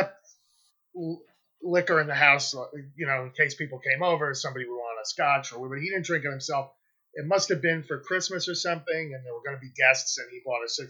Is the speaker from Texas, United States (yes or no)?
no; a county north of the Bronx, New York, United States; I grew up in an undisclosed county north of Manhattan, north of the borough that's north of Manhattan